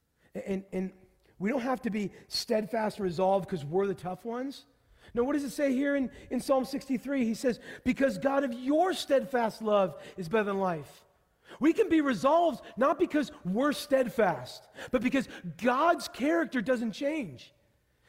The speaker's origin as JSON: {"language": "English", "region": "Pacific Northwest", "country": "United States", "tie": "born or raised there", "said": "I grew up in the Pacific Northwest."}